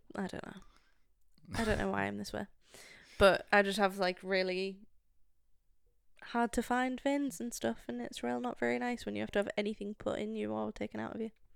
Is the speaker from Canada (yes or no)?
no; United Kingdom; as a Brit